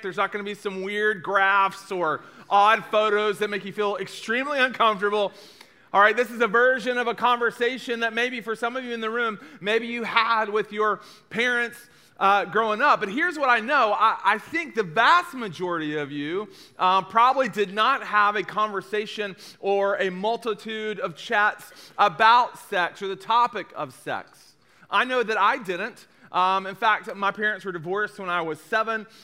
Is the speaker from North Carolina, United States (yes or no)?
no; East Tennessee, United States; I'm from East Tennessee.